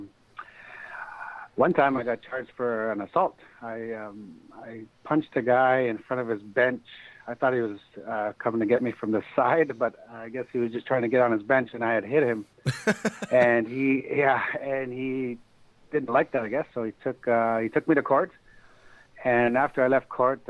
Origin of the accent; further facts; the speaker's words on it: Sault Ste. Marie, Ontario, Canada; also born or lived in Detroit, Michigan / Barrie, Ontario / Michigan; I grew up in Sault Ste. Marie, Ontario